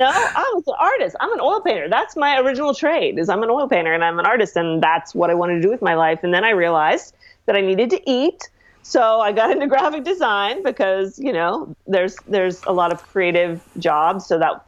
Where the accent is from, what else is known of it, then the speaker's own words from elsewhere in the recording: Ireland; Well, I am Irish, so